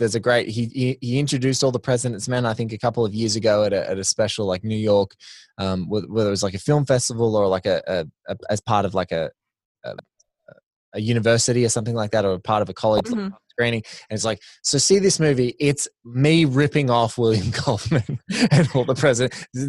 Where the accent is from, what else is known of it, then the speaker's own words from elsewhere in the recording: Australia; you know, you're Canadian, I'm Aussie.